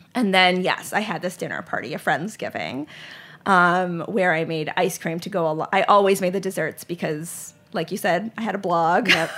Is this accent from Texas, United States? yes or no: no; Charlotte, North Carolina, United States; also born or lived in Lehigh Valley, Pennsylvania; I grew up in Charlotte, North Carolina